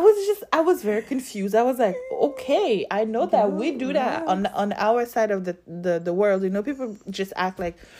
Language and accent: English; Côte d’Ivoire; moved away; I'm from Cote d'Ivoire